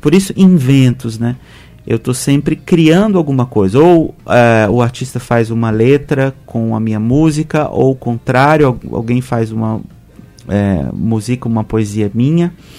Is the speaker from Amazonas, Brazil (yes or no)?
no; Belo Horizonte, Minas Gerais, Brazil; Eu sou mineiro, de Belo Horizonte